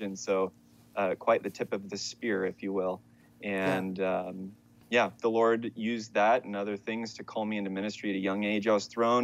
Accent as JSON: {"language": "English", "town": "Fresno", "region": "California", "country": "United States", "tie": "born or raised there", "also_born_or_lived": "Palawan, Philippines", "said": "I've been born and raised in Fresno, Clovis area, California"}